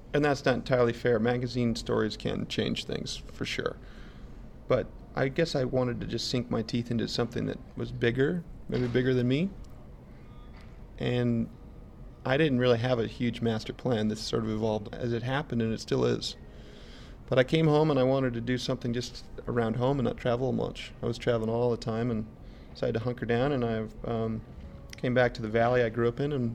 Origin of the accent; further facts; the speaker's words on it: Colorado, United States; I grew up in Colorado in a ski town